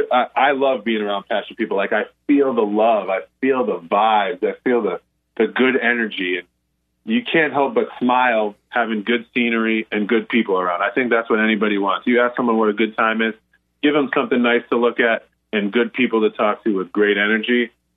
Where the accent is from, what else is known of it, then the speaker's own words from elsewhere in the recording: Northeast, United States; I was like, yeah, I'm from the Northeast. Like, yeah, I thought I could drink. And then I went to school in Iowa.